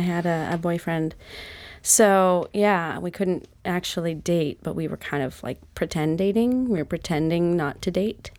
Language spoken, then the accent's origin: English; Utah, United States; moved away as an adult; also born or lived in Seattle / New York; I'm from Utah, and then I moved to Seattle